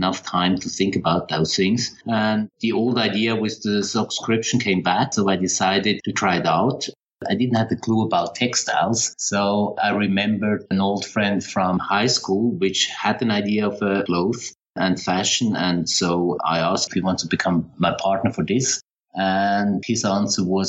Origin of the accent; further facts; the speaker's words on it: Switzerland; also born or lived in Paris, France / London, United Kingdom / Toronto, Canada / Zurich, Switzerland; I grew up in Switzerland